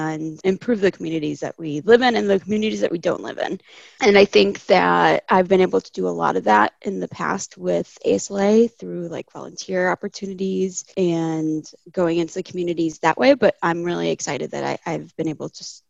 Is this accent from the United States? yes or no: yes; California, United States; also born or lived in Chile; I was born in Chile, but I grew up in California